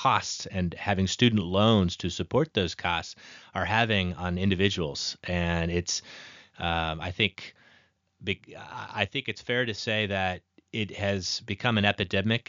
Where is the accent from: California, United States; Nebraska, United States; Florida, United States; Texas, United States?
Nebraska, United States; I come from Nebraska